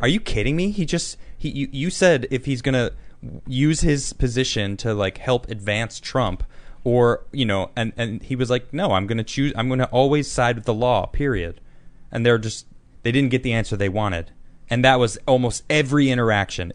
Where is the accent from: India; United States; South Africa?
United States; as an American